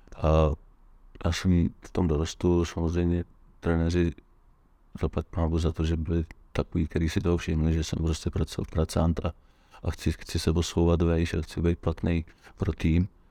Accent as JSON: {"language": "Czech", "country": "Czechia"}